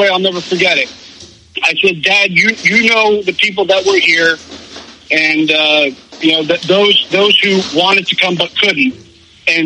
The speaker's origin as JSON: {"language": "English", "region": "New Jersey", "country": "United States", "moved": "yes", "lives_now": "Florida, United States", "said": "I'm from Jersey and I'm Italian"}